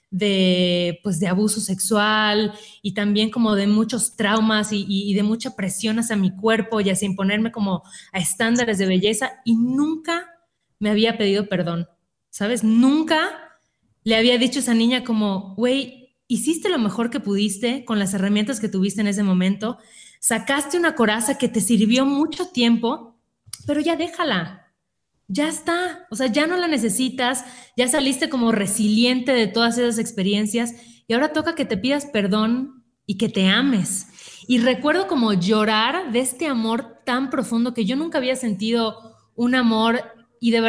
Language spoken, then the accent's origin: Spanish; Mérida, Yucatán, Mexico; yo, soy de Mérida, igual que Sácil, y lo vivía estando ahí